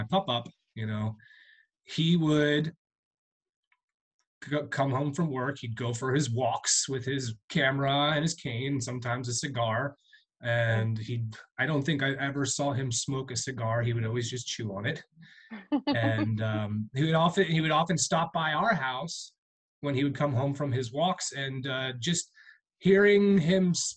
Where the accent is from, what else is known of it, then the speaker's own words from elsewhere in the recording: Berks County, Mooresville, Pennsylvania, United States; I grew up in Berks County. I'm from a town called Mooresville, which is pretty rural